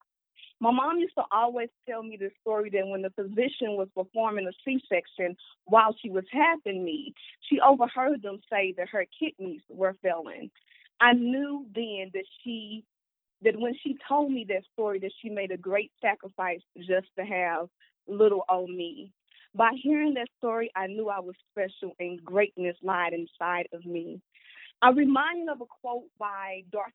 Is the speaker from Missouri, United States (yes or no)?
yes; St. Louis, Missouri, United States; I was born and raised in St. Louis, Missouri, in a single-parent household